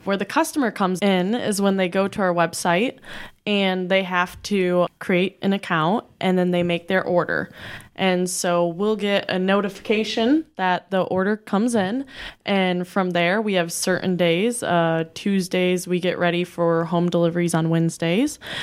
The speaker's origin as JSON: {"language": "English", "town": "Bellevue", "region": "Iowa", "country": "United States", "tie": "born or raised there", "also_born_or_lived": "Kewanee, Illinois", "moved": "as an adult", "said": "I grew up in Bellevue, Iowa, and I was raised in a big family"}